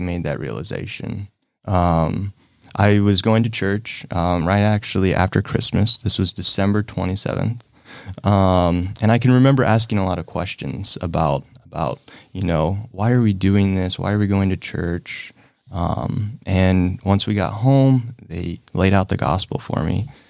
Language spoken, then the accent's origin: English; Salina, United States; I kinda grew up here in Salina, grew up with my mom